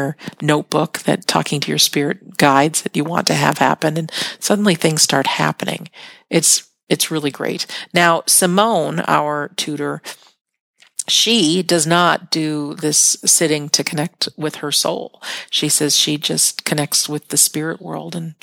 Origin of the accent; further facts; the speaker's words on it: United States; I'm an American